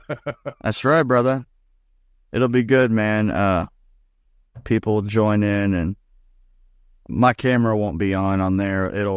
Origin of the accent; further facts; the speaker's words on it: Indiana, United States; moved away; Like I came from Indiana normally, and Indiana was like, if anybody was outside walking or mowing the lawn and you drove by, it was you wave.